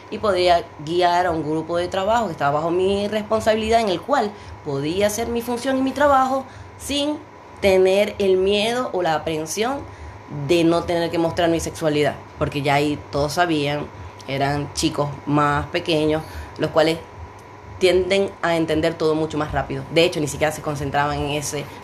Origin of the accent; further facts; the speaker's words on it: Maracaibo, Zulia, Venezuela; en una cafetería este, de Maracaibo, Venezuela, de donde vengo.